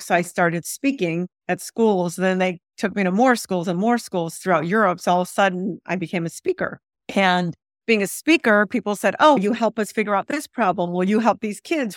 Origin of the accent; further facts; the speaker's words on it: San Diego, California, United States; I grew up in San Diego for the most part, but under a Baghdad roof, under Baghdad rules.